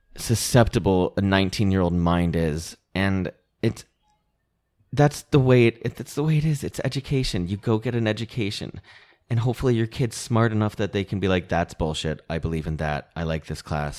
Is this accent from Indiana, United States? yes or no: no; Connecticut, United States; now in Los Angeles, United States; I grew up in Connecticut